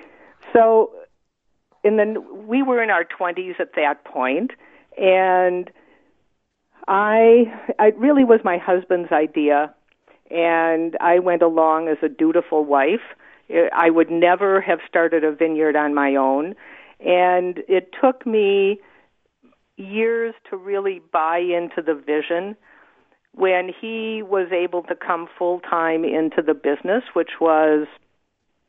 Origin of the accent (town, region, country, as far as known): Wisconsin, United States; born or raised there; now in Oregon, United States